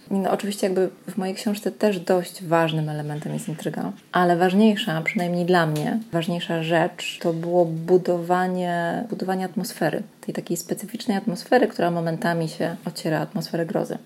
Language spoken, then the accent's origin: Polish; Gdańsk, Pomeranian Voivodeship, Poland; moved away as an adult; also born or lived in Gdynia; now in Kraków, Poland; w Gdańsku się urodziłam i mieszkałam tam przez pierwsze 20 lat mojego życia